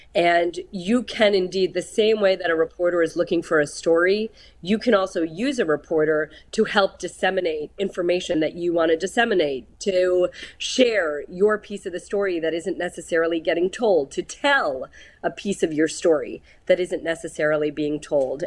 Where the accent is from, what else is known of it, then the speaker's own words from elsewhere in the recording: New Jersey, United States; also born or lived in New York City; now in Pittsburgh, United States; I was born in New York City, grew up in New Jersey.